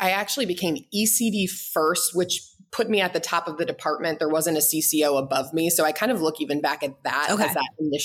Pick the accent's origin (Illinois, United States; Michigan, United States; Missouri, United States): Missouri, United States; St. Louis; moved away as an adult; also born or lived in Boulder, Colorado / Boston, Massachusetts; now in Kansas City, United States; I'm from St. Louis